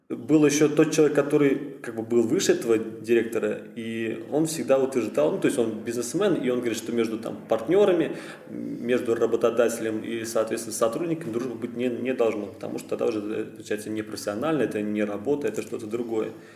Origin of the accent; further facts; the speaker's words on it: Kazan, Tatarstan, Russia; я из Казани родился здесь, проживаю здесь уже сколько, 21 год мне